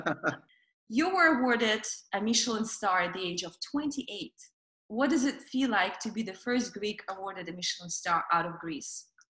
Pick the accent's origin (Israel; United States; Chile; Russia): Russia; moved away; growing up in Russia